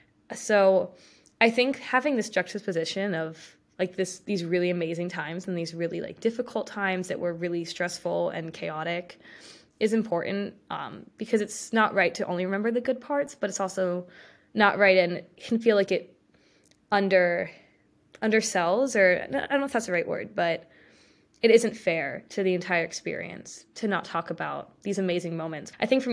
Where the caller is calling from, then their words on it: Chapel Hill, North Carolina, United States; I'm currently in Chapel Hill in a building on campus, and yeah, I'm in North Carolina, and I go to UNC